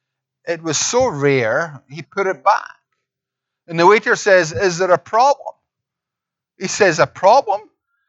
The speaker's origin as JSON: {"language": "English", "region": "Scotland", "country": "United Kingdom", "accent": "Scottish", "said": "I'm Scottish"}